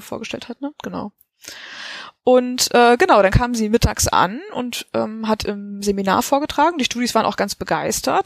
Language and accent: German; Germany; wir als Deutsche